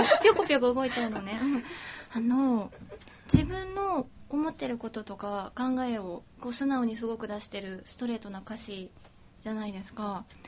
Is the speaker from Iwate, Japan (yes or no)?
no; Osaka, Japan; 大阪出身